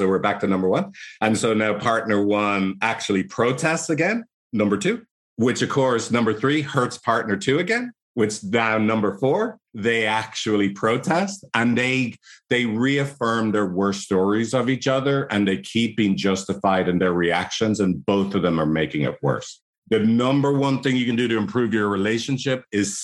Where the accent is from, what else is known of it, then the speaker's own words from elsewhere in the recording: Ireland; accent: Irish; my annoying Irish accent